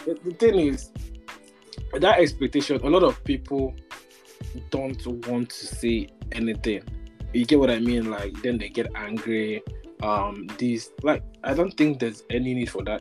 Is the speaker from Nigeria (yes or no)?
yes; Nigeria; growing up in Nigeria